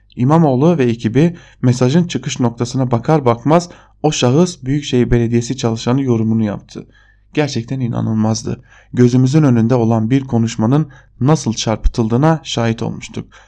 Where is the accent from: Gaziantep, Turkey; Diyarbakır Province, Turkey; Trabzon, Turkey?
Diyarbakır Province, Turkey; Diyarbakır; moved away; Bir Diyarbakırlı olarak